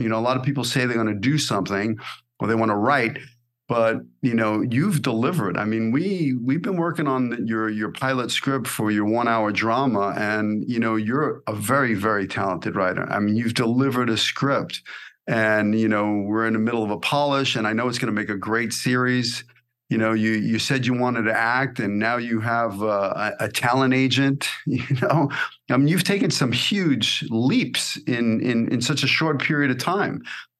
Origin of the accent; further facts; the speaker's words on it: Brooklyn, New York, United States; I know I'm a product of my environment. I grew up in Brooklyn, New York. You know, I ran away from home at 15.